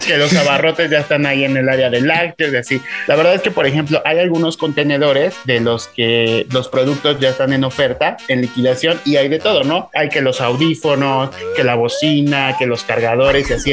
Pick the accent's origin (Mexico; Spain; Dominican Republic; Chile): Mexico; somos mexicanos